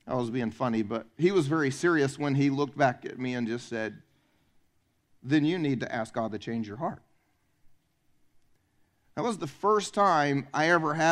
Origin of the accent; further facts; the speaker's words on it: the South, United States; I'm from the South